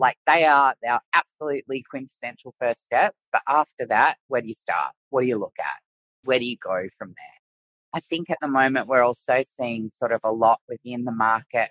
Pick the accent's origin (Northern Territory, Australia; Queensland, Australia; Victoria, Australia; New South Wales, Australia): New South Wales, Australia; Sydney; moved away as an adult; also born or lived in Middle East; now in Brisbane, Australia; I was from Sydney and I'm a bit of a Sydney girl